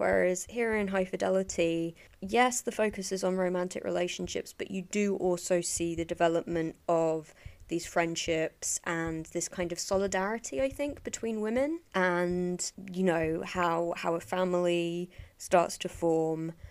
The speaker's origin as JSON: {"language": "English", "region": "England", "country": "United Kingdom", "said": "as an English, or mostly English person"}